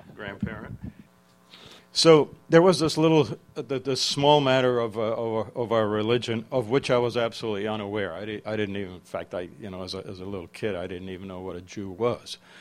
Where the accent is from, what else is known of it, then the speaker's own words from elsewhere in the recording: small village north of Prague, Central Bohemian Region, Czechia; moved away; brought up in a small village about 11 kilometers north of Prague